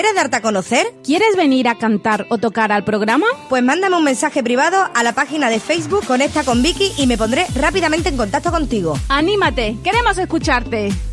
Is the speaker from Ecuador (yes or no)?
no; Málaga, Andalusia, Spain; no somos malagueños